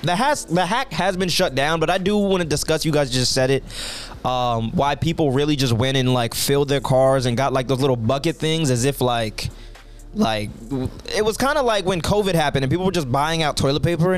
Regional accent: Puerto Rico; born there; I was born black and in Puerto Rican.

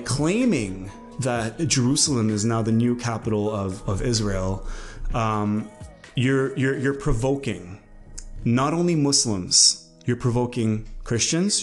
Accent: Canada; as a Canadian

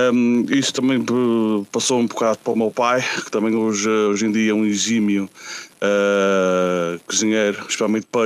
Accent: Azores, Portugal; Ofendeu-me um bocado como açoriano

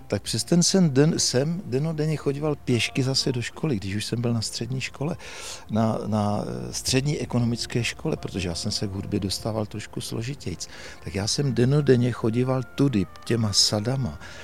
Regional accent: Uherské Hradiště, Zlín Region, Czechia; Narodil jsem se v tomto kraji, my teď tady stojíme v podstatě na soutoku Moravy a Baťova kanálu. A já odsud vidím na svůj rodný dům, byť já už jsem byl poslední ze sourozenců, který se narodil v Uherském radišti v Porodnici

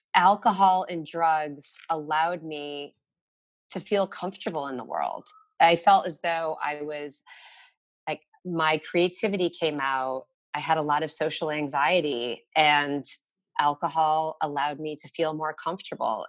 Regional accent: Connecticut, United States; now in Brooklyn, United States; I grew up in Connecticut

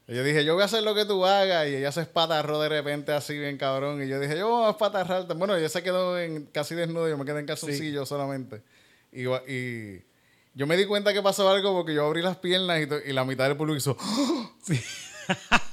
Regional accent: Puerto Rico; me siento menos puertorriqueño

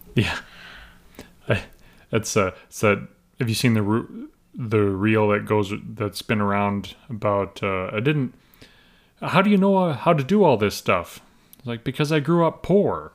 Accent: Alberta, Canada; I'm Western Canadian, I'm from Alberta

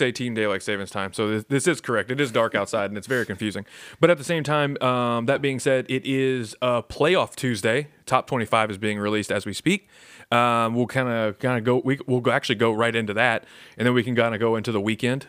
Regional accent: Baton Rouge, Louisiana, United States; now in Joliet area, Illinois, United States; I am from Baton Rouge, Louisiana

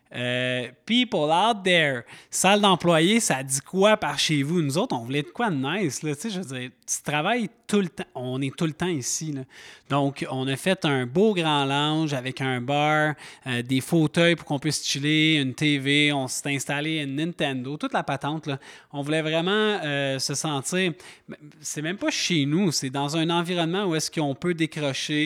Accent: Montreal, Quebec, Canada; moved away as an adult; now in Mont-Tremblant, Canada; Je viens de Montréal, ça fait déjà 15 ans que je suis installé

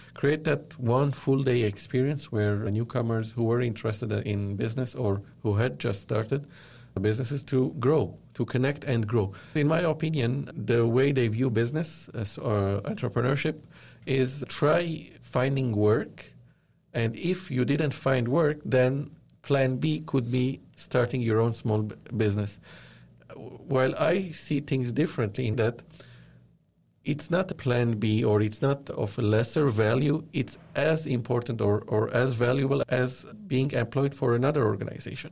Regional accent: Lebanon; moved away as an adult; also born or lived in Dubai, United Arab Emirates; now in Toronto, Canada; I was born and raised in Lebanon

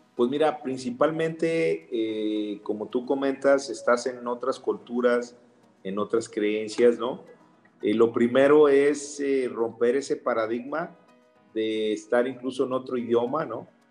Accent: Mexico; los mexicanos somos mexicanos, no ingleses

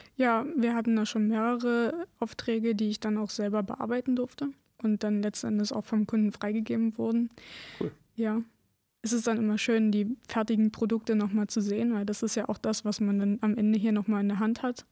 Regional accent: Lausitz, Germany; Ich bin hier geboren, hier bleibe ich

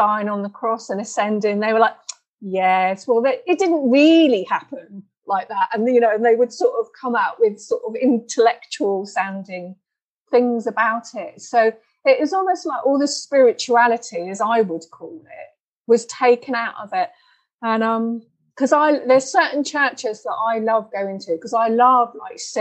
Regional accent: England, United Kingdom; now in Denmark; I grew up in England and now I live in Denmark

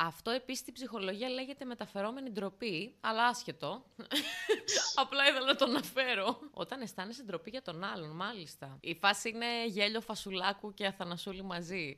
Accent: Larissa, Thessaly, Greece; στο χωριό μου στη Λάρισα

